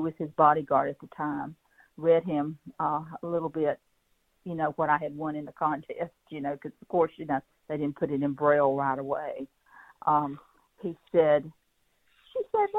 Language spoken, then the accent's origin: English; Petal, Mississippi, United States; also born or lived in Hattiesburg, Mississippi / Madison, Mississippi; now in Chapel Hill, United States; I was raised in Petal, a 2-red-light town